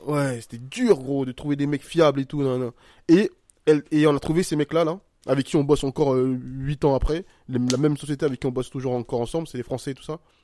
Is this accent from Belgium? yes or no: no; Côte d’Ivoire; je suis un Ivoirien